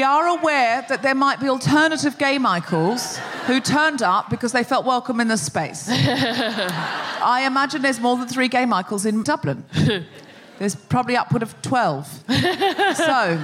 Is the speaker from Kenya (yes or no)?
no; Australia; moved away; I'm Australian